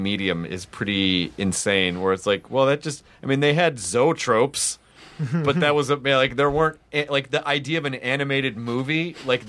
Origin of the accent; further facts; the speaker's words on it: Memphis, Tennessee, United States; also born or lived in Jonesboro, Arkansas; I'm from Memphis